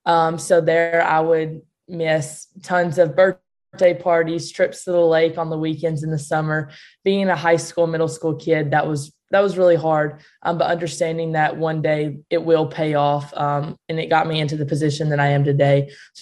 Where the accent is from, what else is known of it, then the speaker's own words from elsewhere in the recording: Greenfield, Tennessee, United States; Yes, I grew up in Greenfield.